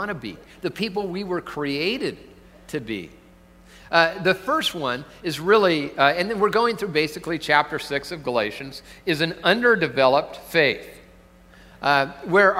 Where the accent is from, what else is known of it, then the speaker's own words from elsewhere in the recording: Tacoma, Washington, United States; moved away; I'm from Tacoma originally